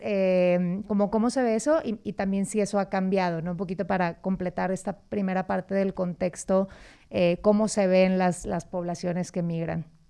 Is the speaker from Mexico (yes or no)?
yes; Monterrey, Nuevo León, Mexico; yo soy de Monterrey